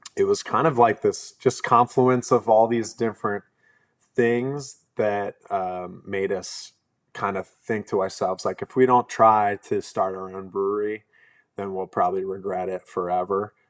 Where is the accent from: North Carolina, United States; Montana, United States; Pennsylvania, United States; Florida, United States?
Pennsylvania, United States; right outside of Philadelphia; I grew up in Pennsylvania, like, right outside of Philly